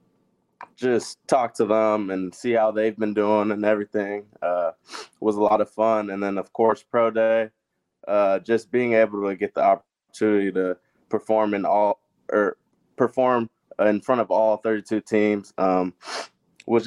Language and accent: English; Lawrence, Kansas, United States; also born or lived in Ghana; I was born in Ghana, West Africa. Moved to Lawrence, Kansas when I was about 3 years old with my whole family